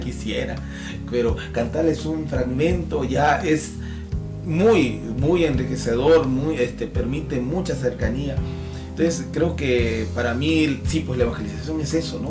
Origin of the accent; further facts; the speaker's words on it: Peru; nuestro Perú